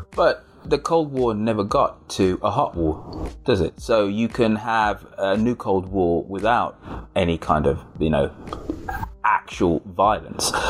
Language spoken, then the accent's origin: English; United Kingdom